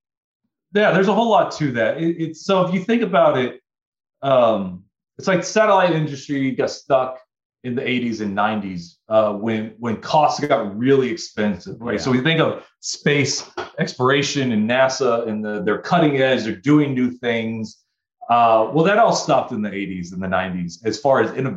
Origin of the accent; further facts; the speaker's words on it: Denton, Texas, United States; now in Portland, United States; from Texas, outside of the Dallas area, Denton, Texas.